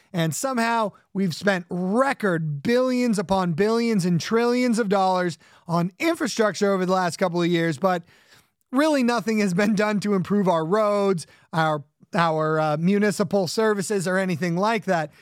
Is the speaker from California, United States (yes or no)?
yes; Southern California, United States; I grew up in Southern California.